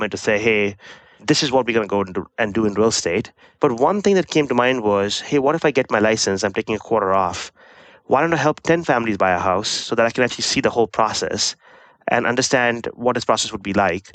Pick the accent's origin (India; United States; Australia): India; moved away as an adult; I grew up in India, did my undergraduate from one of the IITs